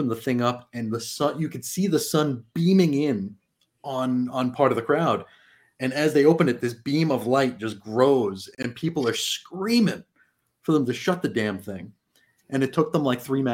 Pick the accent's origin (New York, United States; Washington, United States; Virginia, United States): New York, United States; New York City; moved away; also born or lived in Oakdale, Long Island / Annandale; I was born and raised in Brooklyn